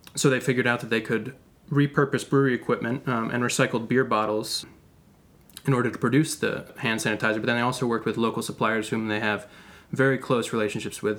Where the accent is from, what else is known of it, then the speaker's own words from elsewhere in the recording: Athens, Georgia, United States; Athens, Georgia, actually my hometown